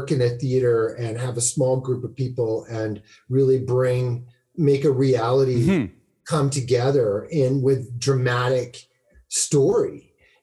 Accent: Saskatoon, Saskatchewan, Canada; also born or lived in North Carolina; I'm from Saskatoon.

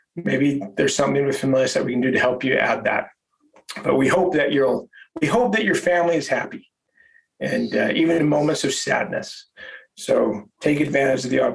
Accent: Holladay, Utah, United States; I grew up in Holiday, Utah, which is a suburb of Salt Lake City.

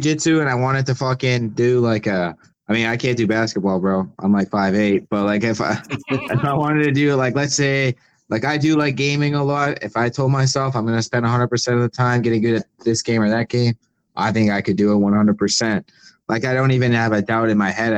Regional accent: Windsor, Ontario, Canada; Dante's from my hometown, besides him, there's not really many athletes or anyone coming out of Windsor

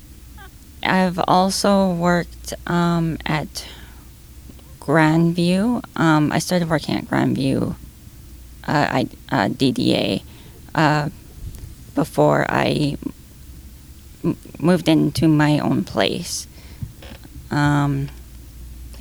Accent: Lower Mainland, British Columbia, Canada; also born or lived in Coquitlam; I've lived in different cities, but... yeah, I grew up here

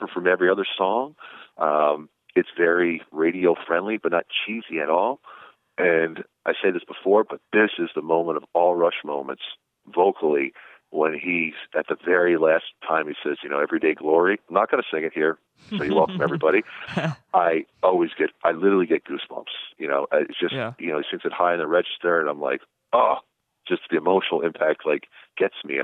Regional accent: New Jersey, United States; I grew up in New Jersey

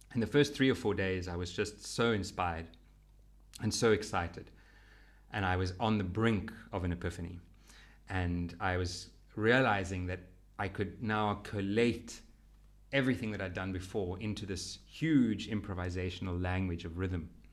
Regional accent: Western Cape, South Africa; I am South African

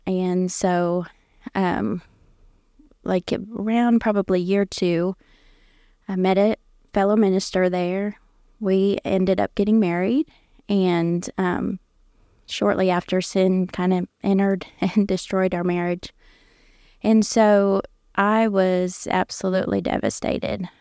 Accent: Indiana, United States; also born or lived in Ohio; I grew up there in Indiana as a pastor's kid.

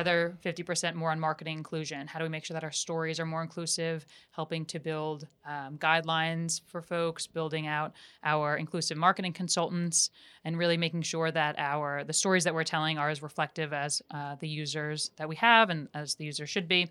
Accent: suburbs of New York City, United States; I grew up, um, outside of New York City in a very, um, white area, uh, the suburbs of New York

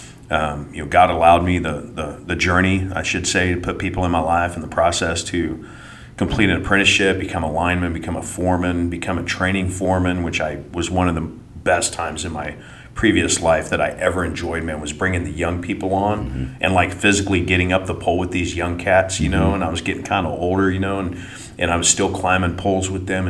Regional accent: Manhattan, Kansas, United States; moved away as an adult; now in Pleasant Hill, United States; I'm from Kansas. Grew up Manhattan, Kansas, so K-State fan

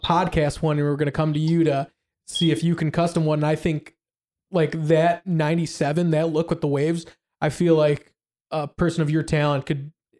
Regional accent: Chicago, Illinois, United States; We're from Chicago

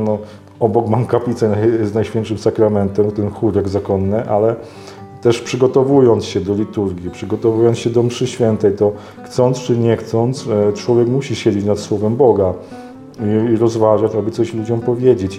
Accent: Myszków, Silesian Voivodeship, Poland; moved away as an adult; now in Toruń, Poland; wychowałem się w bardzo prężnej takiej parafii duszpasterskiej w Myszkowie, na Mijaczowie

